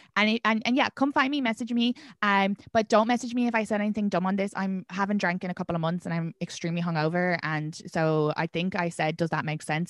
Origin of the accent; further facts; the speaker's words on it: Ireland; moved away as an adult; now in Brooklyn, New York, United States; I'm from Ireland. It's a sex, more sexually repressed country.